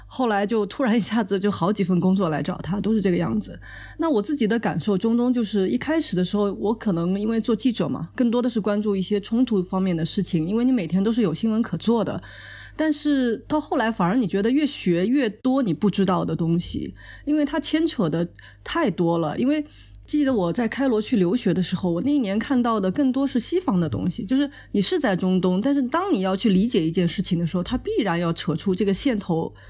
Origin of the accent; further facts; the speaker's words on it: China; 我们作为中国人